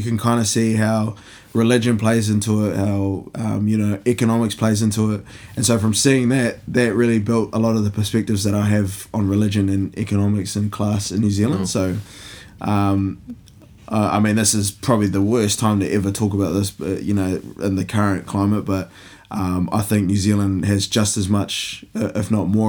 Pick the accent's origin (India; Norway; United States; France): India; But I think, yeah, my sort of view of class came from growing up in India